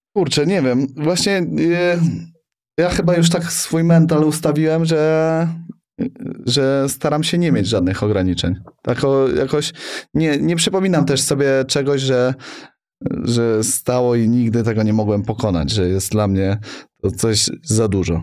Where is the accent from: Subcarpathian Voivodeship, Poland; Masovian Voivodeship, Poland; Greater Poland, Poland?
Masovian Voivodeship, Poland; Sokołów Podlaski; now in Warsaw, Poland; Jestem chłopak z Sokołowa Podlaskiego, co przy, przyjechał do Warszawy